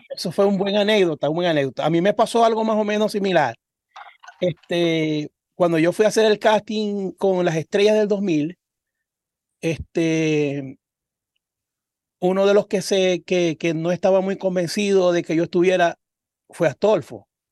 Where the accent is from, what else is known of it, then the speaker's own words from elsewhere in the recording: Cabimas, Zulia, Venezuela; moved away; Nosotros somos de Cabimas un, un municipio del estado Zulia